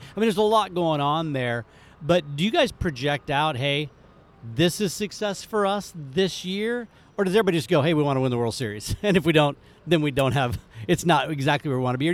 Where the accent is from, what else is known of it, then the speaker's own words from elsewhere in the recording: Kansas City, United States; I grew up in Kansas City, loved it.